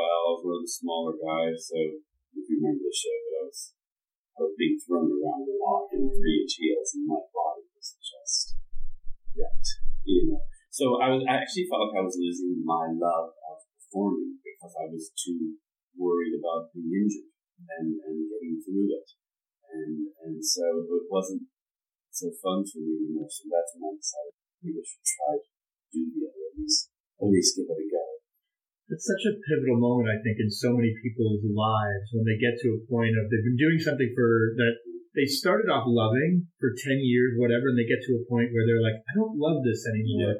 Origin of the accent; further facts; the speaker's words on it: Beckley, West Virginia, United States; I am from Beckley, West Virginia